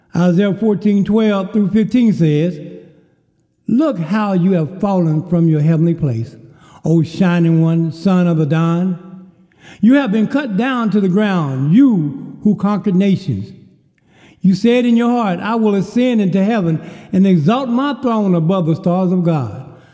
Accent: Kerrville, Texas, United States; born or raised there

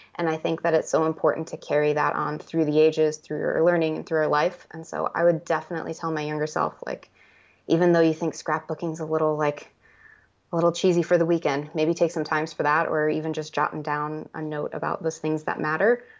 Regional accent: United States; I grew up on the Navajo Reservation

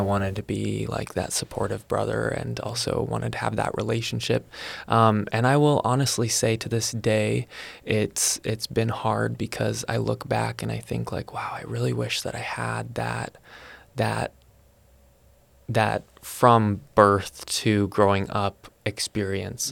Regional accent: Salem, Oregon, United States; I was born in Salem, Oregon

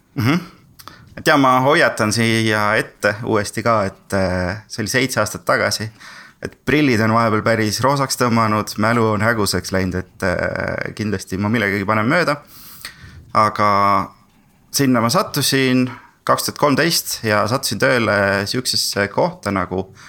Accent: Tartu, Tartu County, Estonia; also born or lived in Sweden; Tartust ja töötan praegu äh, Veriffis

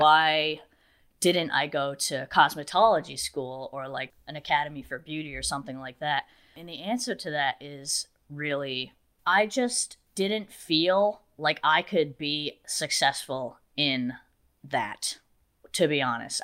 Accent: New Bedford, Massachusetts, United States; I'm actually from an area called New Bedford

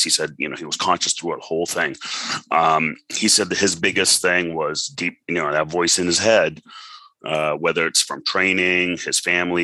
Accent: Boston, Massachusetts, United States; also born or lived in Monrovia, Liberia / Lebanon; I've survived through two civil wars before I came to the U.S. And I grew up in the U.S.

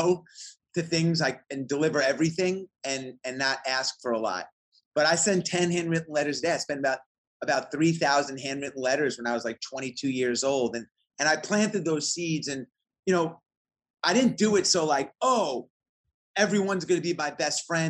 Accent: New York and Long Island, United States; moved away as an adult; now in Atlanta, United States; I grew up in New York and Long Island in the 80s

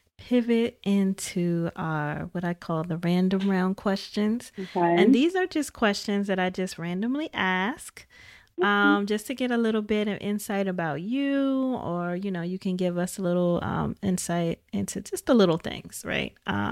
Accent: Midwest, United States; because I was from the Midwest. You know, we had the steel mill back home

